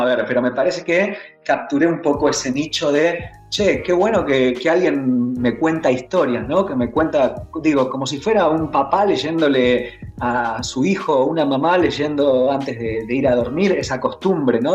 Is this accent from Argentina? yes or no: yes; Argentina; De Argentina.